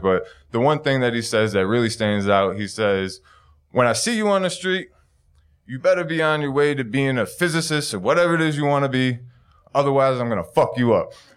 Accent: Buffalo, New York, United States; also born or lived in San Diego, California; My hometown is, uh, Buffalo, New York.

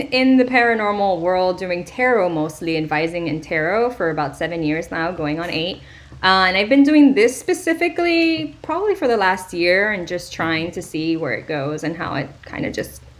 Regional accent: Miami, Florida, United States; also born or lived in Dominican Republic; now in Gainesville, United States; I'm from Miami, Florida, born and raised in the County of Dade, 305 till I die. But currently, you know, like, I'm not in Miami, so I guess that's not true anymore. But I just still live in Florida. I'm in Gainesville at the moment

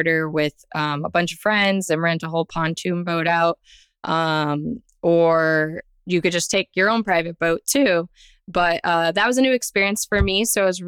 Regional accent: South Florida, United States; I am born and raised in South Florida

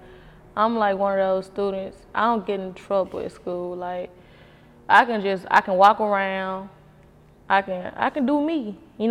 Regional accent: Memphis, Tennessee, United States; I am from South Memphis. Oh, God. I'm from South Memphis. I'm from Memphis, Tennessee

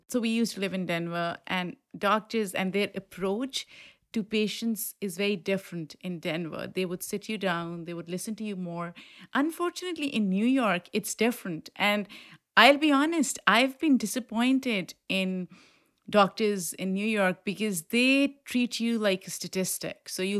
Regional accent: Pakistan; coming from a culture that I grew up in Pakistan, we don't talk about sex.

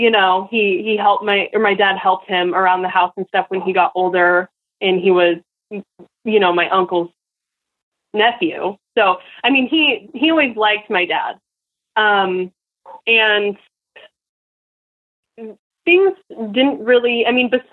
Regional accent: Portland, Oregon, United States; now in Nampa, United States; it was all I ever knew and all my friends and stuff in Portland, because we moved far. We moved like state away. We moved from Portland, Oregon to Nampa, Idaho

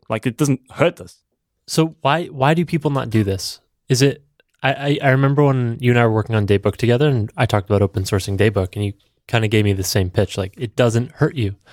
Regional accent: Vienna, Austria; I'm from Austria. I'm from Vienna

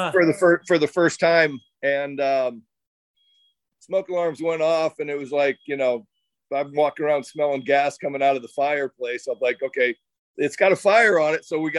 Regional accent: Omaha, Nebraska, United States; growing up in Omaha, I went out just to watch him play

